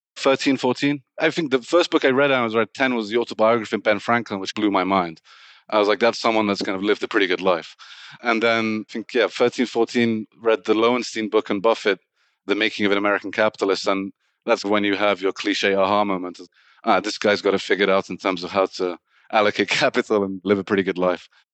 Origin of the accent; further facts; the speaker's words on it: England, United Kingdom; Born in the U K, but originally Iranian